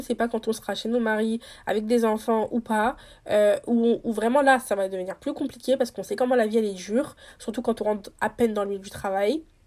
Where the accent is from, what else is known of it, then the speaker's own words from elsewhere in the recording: Senegal; investi au Sénégal, du coup dans mon pays natal